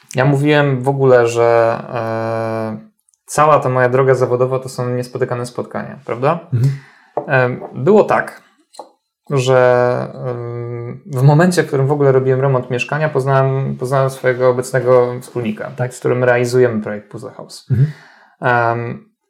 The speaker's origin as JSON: {"language": "Polish", "area": "Tricity", "region": "Pomeranian Voivodeship", "country": "Poland", "said": "Ja pochodzę z Trójmiasta"}